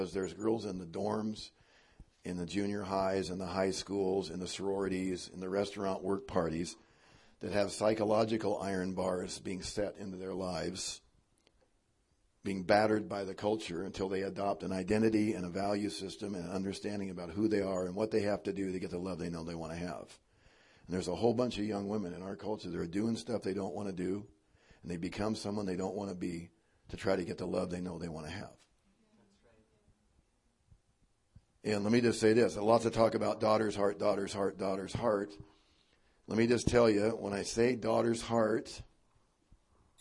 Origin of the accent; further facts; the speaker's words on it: Spokane, Washington, United States; my home state, Washington and Spokane